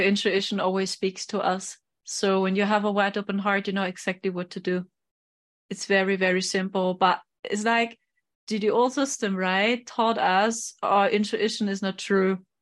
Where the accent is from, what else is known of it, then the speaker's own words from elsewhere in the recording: Germany; I'm from Germany